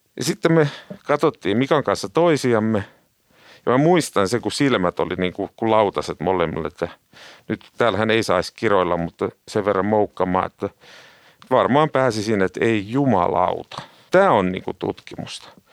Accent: Tampere, Pirkanmaa, Finland; also born or lived in Turku; kahdeksanvuotiaana Tampereelle muuttaa ja puhuu Turun murretta, niin siitä sai ensimmäiset elämänsä traumat

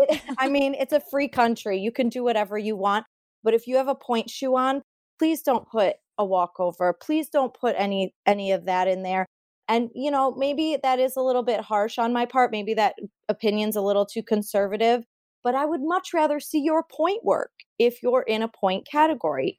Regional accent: Sterling Heights, Michigan, United States; I am from Sterling Heights, Michigan. That's where I grew up and trained

